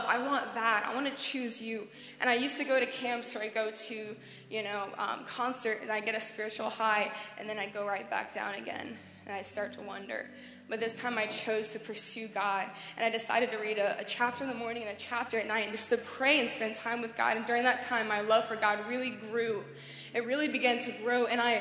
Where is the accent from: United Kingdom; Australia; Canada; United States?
United States; Tennessee; I'm from Tennessee in America